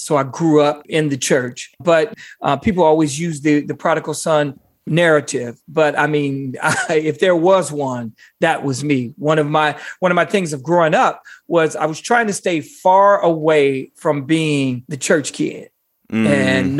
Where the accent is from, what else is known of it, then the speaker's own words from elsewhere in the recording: Gary, Indiana, United States; moved away as an adult; also born or lived in Montana / Las Vegas; I'm a kid from Gary. Gary is predominantly African-American